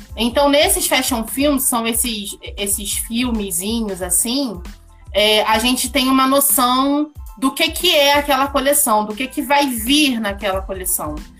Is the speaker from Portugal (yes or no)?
no; Rio de Janeiro, Brazil; now in Petrópolis, Brazil; Eu sou carioca, ariana, sou mercadóloga